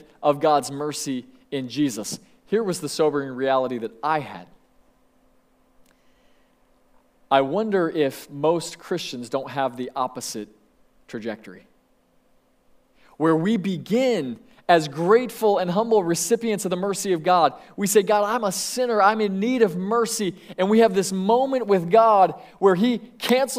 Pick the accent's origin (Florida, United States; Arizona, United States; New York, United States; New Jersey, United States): Florida, United States; Sebring; I grew up in Sebring, Florida